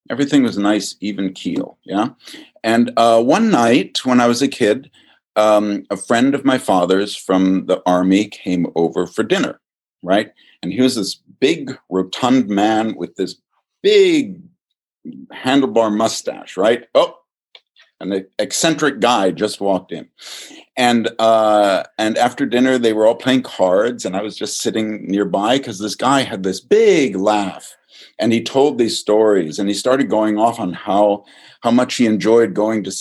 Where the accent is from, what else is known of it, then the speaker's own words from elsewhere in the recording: Virginia, United States; I grew up in Virginia for the most part, and uh, but all of their people came from Minnesota